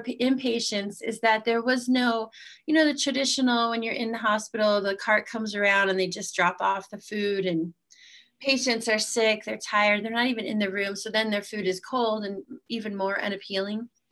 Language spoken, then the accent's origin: English; Utah, United States; I'm from Utah